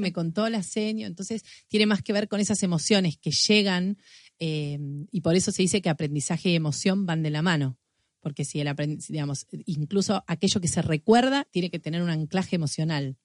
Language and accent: Spanish; Argentina; la imaginación y la creatividad que como argentinos tenemos